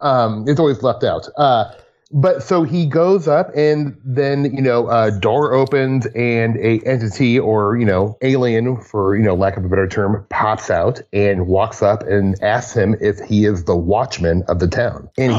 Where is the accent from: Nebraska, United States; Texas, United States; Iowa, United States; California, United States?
Nebraska, United States; Omaha; Growing up in Nebraska